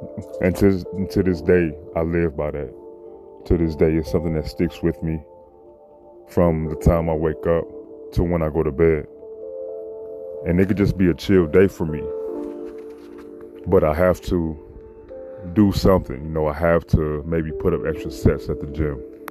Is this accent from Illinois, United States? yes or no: yes; Chicago, Illinois, United States; I'm from Chicago. You know, coming up from middle school all the way to high school